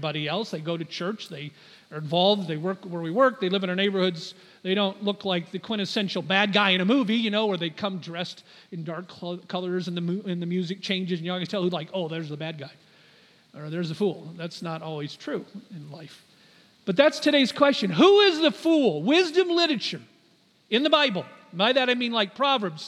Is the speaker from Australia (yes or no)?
no; United States; as an American